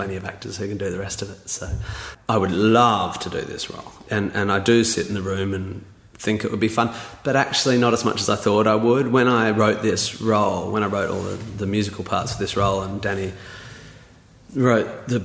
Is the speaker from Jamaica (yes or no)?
no; Perth, Western Australia, Australia; moved away; I was from Perth